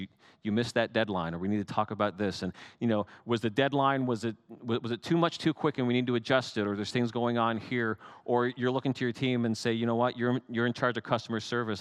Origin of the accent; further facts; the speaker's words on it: Canada; I'm Canadian